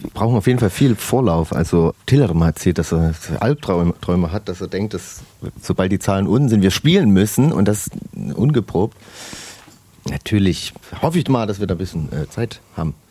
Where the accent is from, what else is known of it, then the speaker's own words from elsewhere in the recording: Saxony, Germany; die wir in Sachsen haben